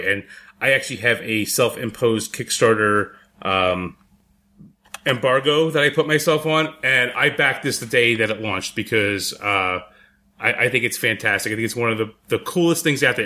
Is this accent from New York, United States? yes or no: yes; New York City, New York, United States; moved away; I'm from the Bronx.